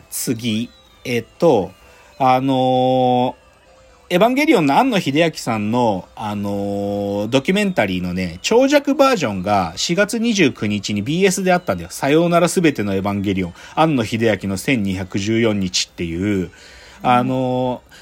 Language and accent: Japanese; Tohoku, Japan; あの、俺、東北の人だけど、